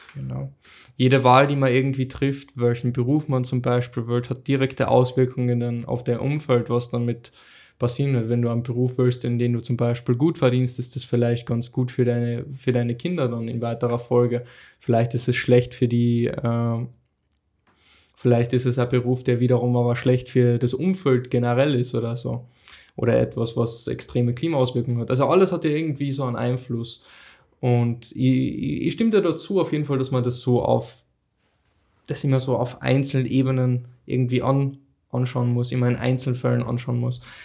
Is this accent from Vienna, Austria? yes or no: no; Carinthia, Austria; ich bin in Kärnten aufgewachsen